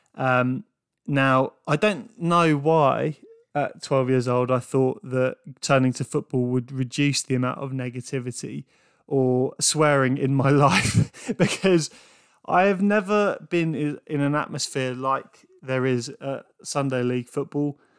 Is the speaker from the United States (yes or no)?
no; England, United Kingdom; growing up in England as a young rugby player